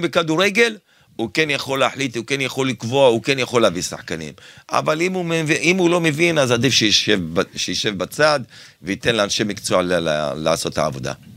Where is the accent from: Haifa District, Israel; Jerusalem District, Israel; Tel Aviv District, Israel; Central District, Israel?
Central District, Israel; Kfar Saba; born or raised there; now in Herzliya, Israel